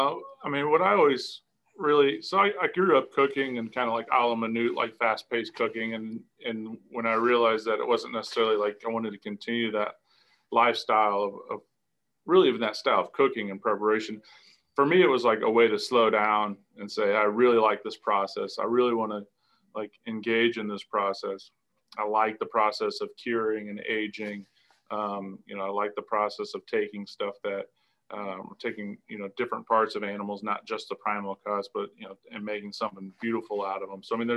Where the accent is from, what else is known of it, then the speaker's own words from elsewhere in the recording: Indiana, United States; And I grew up in restaurants buying their cheese. And, you know, they were kind of one of these first true artisans that I can remember, at least in Indiana.